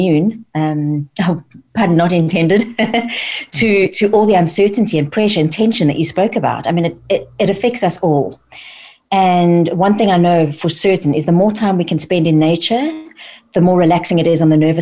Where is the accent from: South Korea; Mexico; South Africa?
South Africa; moved away as an adult; also born or lived in London, United Kingdom; now in United Kingdom; I was born and brought up in South Africa by French parents